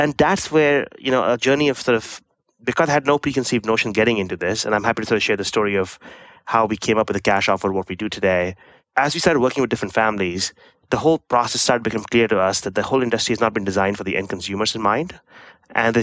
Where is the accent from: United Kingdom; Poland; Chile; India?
India; moved away as an adult; I grew up in India, did my undergraduate from one of the IITs